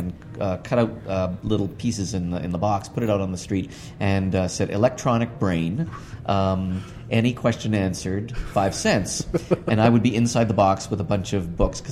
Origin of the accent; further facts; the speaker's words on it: Toronto, Ontario, Canada; I was born in Toronto in 1952